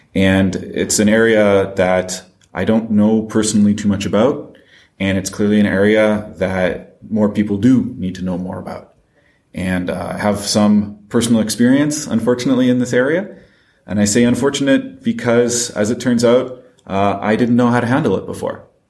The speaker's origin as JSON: {"language": "English", "country": "France", "also_born_or_lived": "Paris", "said": "despite my accent, I am French and I live in Paris"}